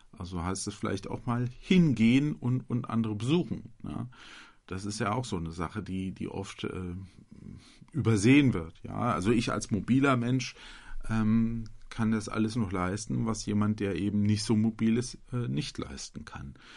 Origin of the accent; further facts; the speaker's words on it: Butzbach, Hesse, Germany; hier bei mir in meiner Heimatgemeinde